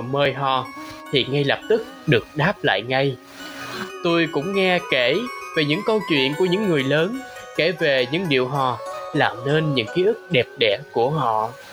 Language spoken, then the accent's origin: Vietnamese; Đồng Tháp, Vietnam; moved away; also born or lived in Ho Chi Minh City; quê tôi á thì có hò đồng tháp trứ danh